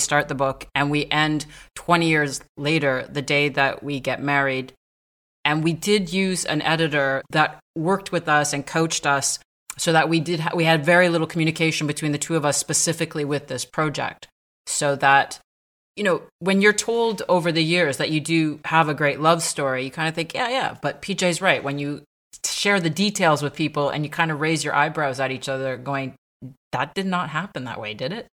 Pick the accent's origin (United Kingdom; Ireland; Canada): Canada; Montreal, Quebec; moved away as an adult; also born or lived in south of France; now in France; I was born in Montreal